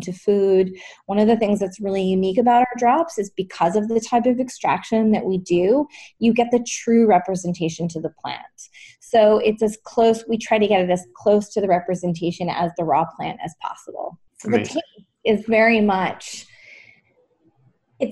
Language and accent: English; British Columbia, Canada; I grew up in British Columbia, actually.